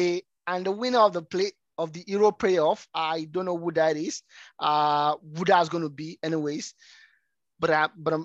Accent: Nigeria; I'm not a Canadian. I'm a Nigerian.

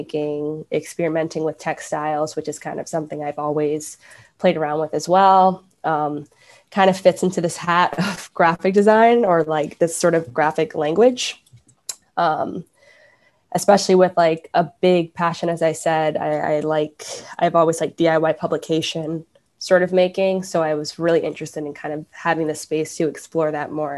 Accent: New Jersey, United States; moved away as an adult; also born or lived in Richmond, Virginia / New York; now in Providence, United States; I grew up in New Jersey originally

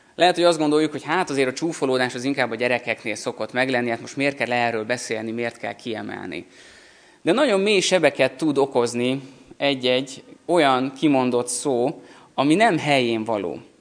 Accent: Szentendre, Pest, Hungary; Szentendrén, ahol felnőttem

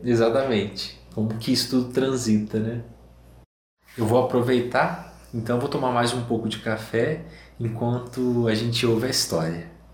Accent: Cabo Frio, Rio de Janeiro, Brazil; moved away as an adult; also born or lived in Piquete, São Paulo; now in Minas Gerais, Brazil; eu sou um paulista, mas filho de mineiro e criado no interior do Rio de Janeiro e que depois de 35 anos voltou para Minas Gerais.

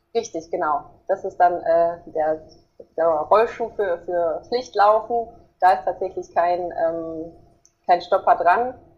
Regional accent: Herringen, North Rhine-Westphalia, Germany; bei uns in Herringen

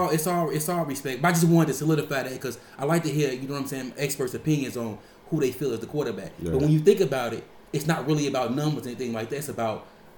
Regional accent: Chicago, Illinois, United States; We grew up in Chicago

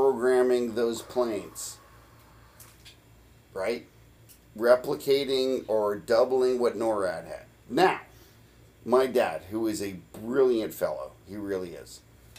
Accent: Kansas City, Missouri, United States; I happened to be born... in Kansas City, Missouri

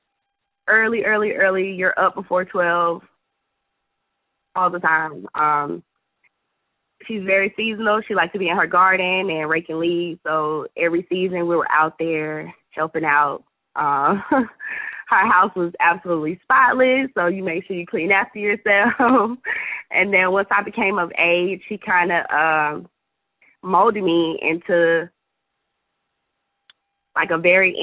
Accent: Atlanta, Georgia, United States; I'm half Jamaican, half American, born and raised in Atlanta

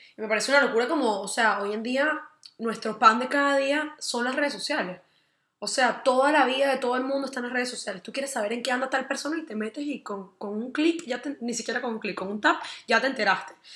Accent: Venezuela; nosotros que somos venezolanos, venimos de una comunidad súper machista

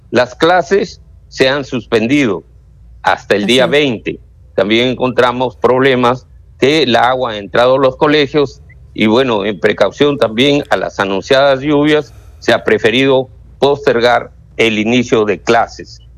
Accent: Canchaque, Piura, Peru; yo soy del distrito de Canchaca, de la provincia de Huancabamba, a donde sí ha habido pues un tema de la carretera

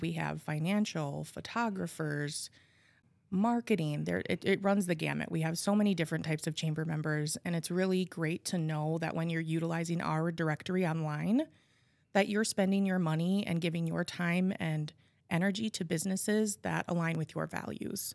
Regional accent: Appleton, Wisconsin, United States; I was born and raised in Appleton. Um, I have lived here my whole life

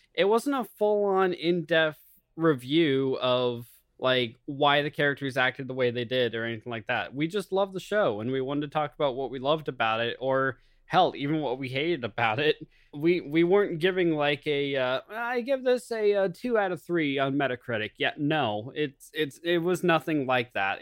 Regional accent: United States; I am American

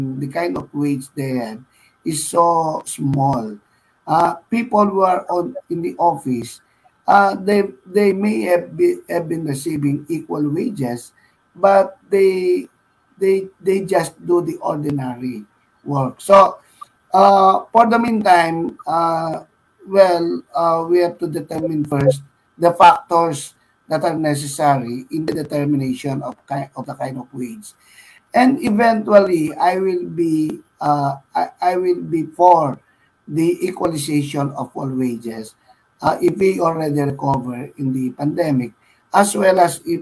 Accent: Pampanga, Central Luzon, Philippines; moved away; also born or lived in Metro Manila; I am from Pampanga, and Pampanga is very consistent with the kind of mentality of the people. People are aggressive. People are competitive

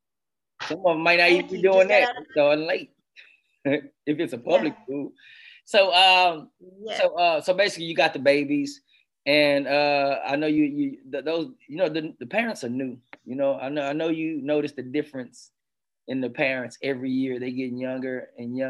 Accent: Houston, Texas, United States; I'm from Houston, Texas.

